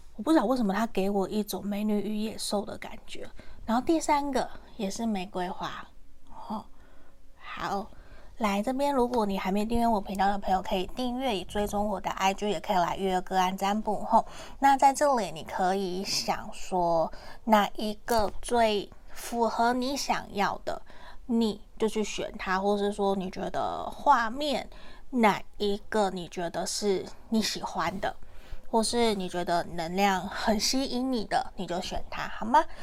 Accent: Taiwan; accent: Taiwanese Mandarin; 我刚刚是台湾国语

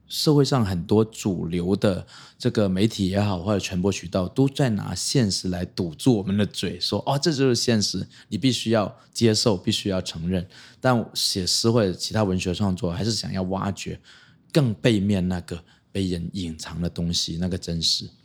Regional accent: Hong Kong; moved away as an adult; now in Taiwan; 我们作为一个离散的族群来到台湾或者来到世界别的地方，就是香港人啊

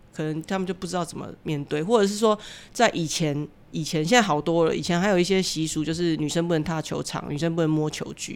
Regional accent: Taiwan; 我们台湾这么善良

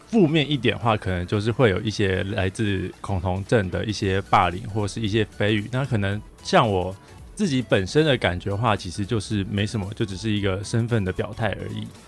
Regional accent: Taichung, Taiwan; moved away as an adult; now in Taipei, Taiwan; 我是台中人，现在在台北读大学当中

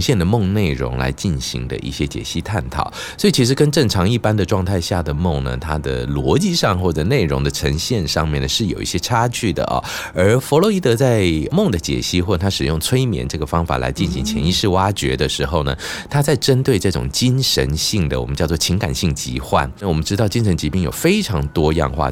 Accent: Pingtung County, Taiwan; now in Taipei, Taiwan; 我就回去我的老家，屏东老家扫墓

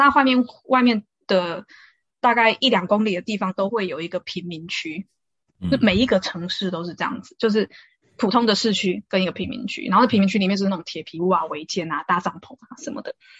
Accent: Taiwan; moved away; also born or lived in South Africa; 我们台湾人

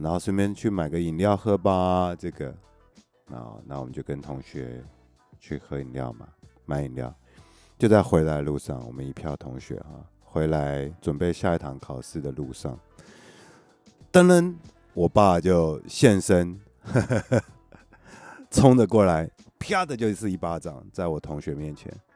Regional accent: Taiwan; 我们家呢，小时候住在石门水库旁边，然后呢，因为我们家爸爸妈妈呢，他们是在一个叫中山科学研究院嘛， 做飞弹那个，有没有？ 呃，所以会有员工宿舍，然后我们就住在一个类似，有点像眷村的那种环境啦

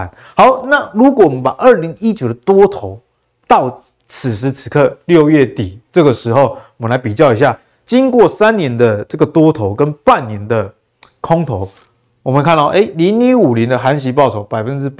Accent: Taiwan; 像我们台湾人就是很喜欢玩中小型股嘛，所以你同样针对中小型股的因子放到台湾跟放到美国，我相信啊，这个结果会是一个不一样的。

